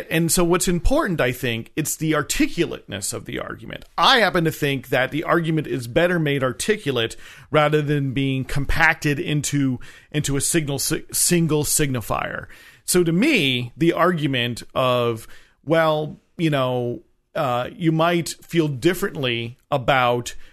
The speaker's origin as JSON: {"language": "English", "region": "New Jersey", "country": "United States", "said": "I'm from New Jersey."}